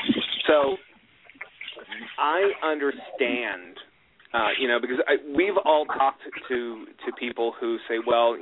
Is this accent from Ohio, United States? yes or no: no; Los Angeles, California, United States; Where are you from? Southern California. Oh, Los Angeles. Yes, that's where I'm from.